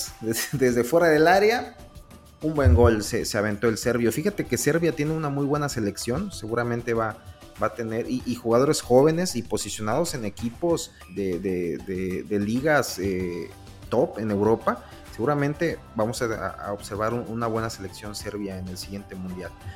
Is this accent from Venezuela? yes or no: no; Mexico; nosotros como mexicanos